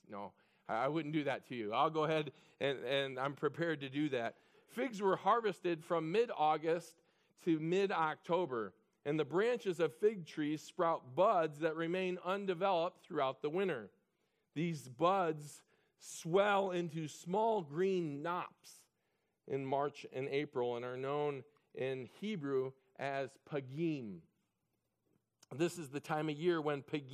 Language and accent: English; Illinois, United States; I was raised in Illinois